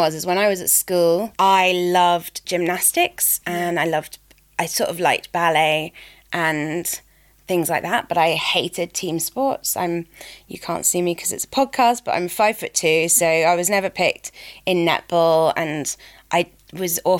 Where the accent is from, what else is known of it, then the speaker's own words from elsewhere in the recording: Reading, South East England, United Kingdom; moved away as an adult; also born or lived in Guildford / Balham, London / Forest Hill, London; now in London, United Kingdom; I was brought up outside London, so grew up in like near Reading